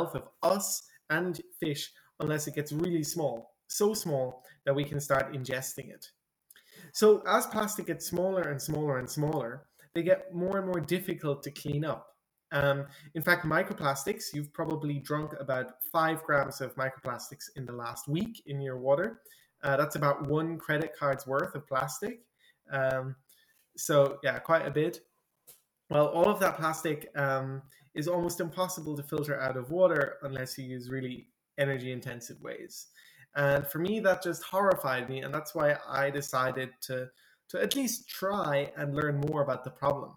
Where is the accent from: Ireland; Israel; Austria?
Ireland; I'm from Ireland, and some people might know that in Ireland it rains quite often